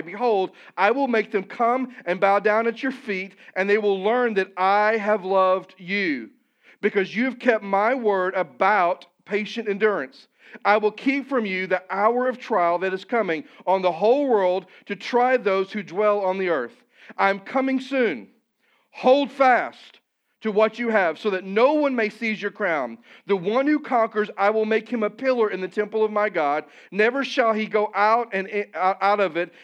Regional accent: Missouri, United States; moved away; I'm from Missouri

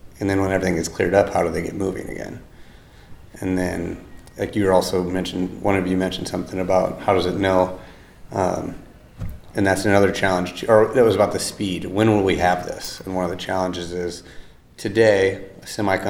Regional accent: Iowa City, Iowa, United States; also born or lived in Boone, Iowa; I'm from Iowa. I grew up by Iowa City

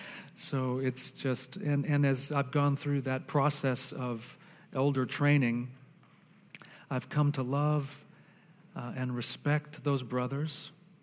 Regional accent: Argentina; Some of you know that I am a missionary kid. I was raised in Argentina.

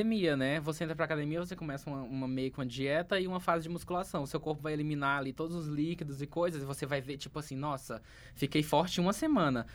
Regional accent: Acre, Brazil; moved away; que eu sou do Acre, né? Uma pessoa perdida do Acre

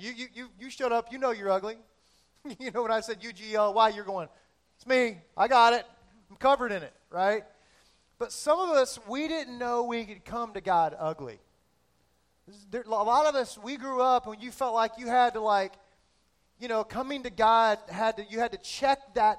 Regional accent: South Florida, United States; I'm from South Florida

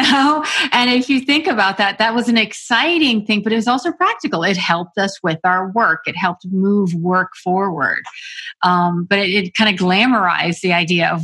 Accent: Florida, United States; I'm from Florida, a small town in Florida

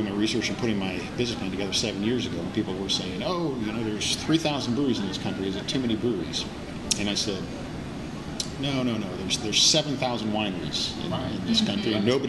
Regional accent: Midwest, United States; also born or lived in Ohio / Kansas / Chicago; now in Greensboro, United States; I'm originally from the Midwest, grew up and moved around a little bit. Moved in Ohio, Kansas, and Chicago.

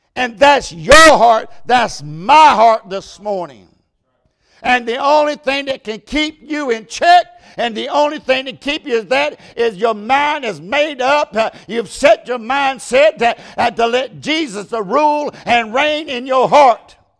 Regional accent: United States; I'm an American

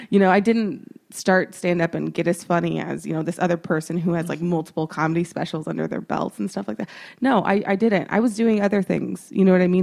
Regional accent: Texas, United States; I'm a woman, I'm from Texas

